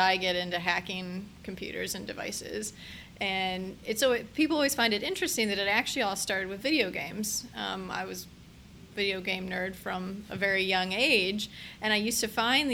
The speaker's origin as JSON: {"language": "English", "town": "Upper Arlington", "region": "Ohio", "country": "United States", "tie": "born or raised there", "said": "I grew up in Upper Arlington, actually, so suburb of Columbus."}